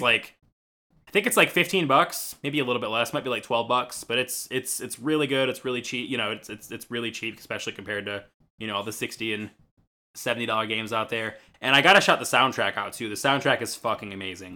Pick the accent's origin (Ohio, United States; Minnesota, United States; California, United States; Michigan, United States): Michigan, United States; I'm from Michigan